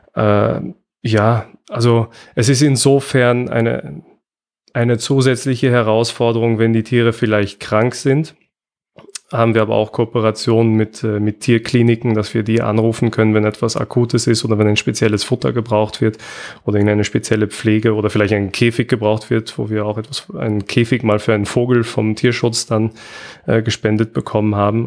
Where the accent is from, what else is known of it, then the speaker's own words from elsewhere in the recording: Austria; bei uns in Österreich